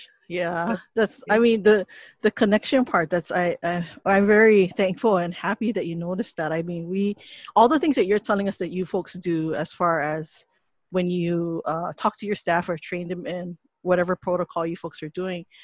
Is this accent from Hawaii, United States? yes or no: yes; Hawaii, United States; yes, we're still Hawaiian, and that still permeates in the work that we